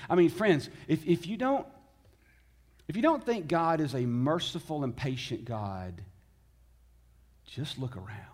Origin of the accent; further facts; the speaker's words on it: Tennessee, United States; I was born in the South. I was born in Tennessee. I was raised by Southern parents